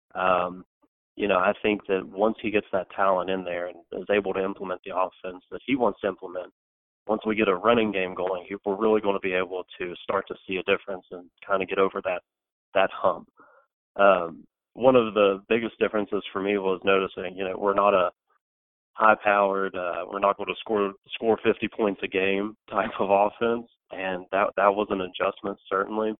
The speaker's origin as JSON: {"language": "English", "town": "Beckley", "region": "West Virginia", "country": "United States", "tie": "born or raised there", "lives_now": "Morgantown, United States", "said": "I'm from Beckley, West Virginia, actually, which is in the southern part of the state, about two and a half hours south of Morgantown"}